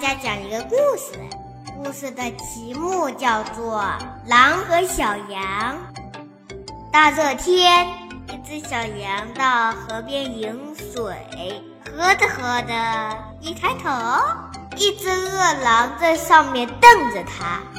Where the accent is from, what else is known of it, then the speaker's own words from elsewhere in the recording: Shaoxing, Zhejiang, China; 今年六周岁了，我来自浙江绍兴。